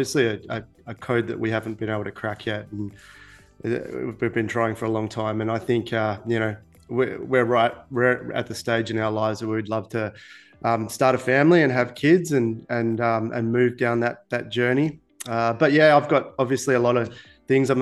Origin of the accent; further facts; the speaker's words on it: Perth, Western Australia, Australia; accent: Aussie; moved away as an adult; also born or lived in Queensland; now in Dubai, United Arab Emirates; I grew up in Perth in Western Australia.